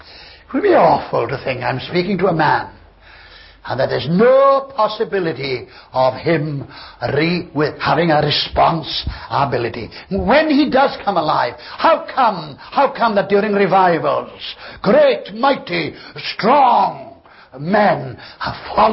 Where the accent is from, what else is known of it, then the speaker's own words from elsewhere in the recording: Wales, United Kingdom; And of course I'm a step above you because I come from Wales.